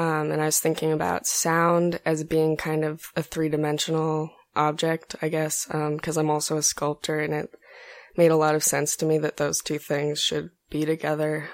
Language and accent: English; Greeley, Colorado, United States; now in San Antonio, United States; I'm from, um, Greeley, Colorado. It's in northern Colorado